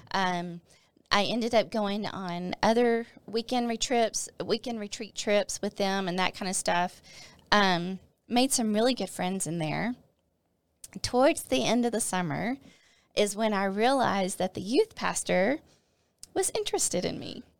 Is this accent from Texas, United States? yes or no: yes; Northeast Texas, United States; moved away as an adult; also born or lived in Arkansas; Northeast Texas again. This church was actually in my hometown.